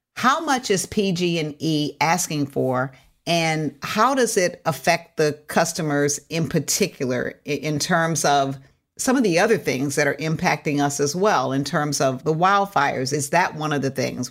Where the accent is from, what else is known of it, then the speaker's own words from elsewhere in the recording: California, United States; as a Californian